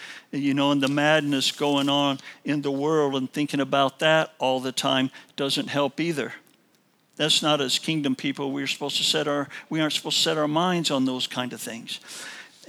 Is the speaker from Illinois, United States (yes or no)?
yes; Illinois, United States; moved away; I was also from Illinois